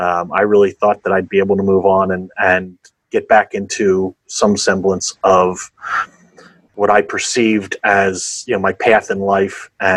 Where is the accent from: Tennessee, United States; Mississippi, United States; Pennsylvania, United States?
Pennsylvania, United States; Philadelphia; I'm from Pennsylvania, Philadelphia area.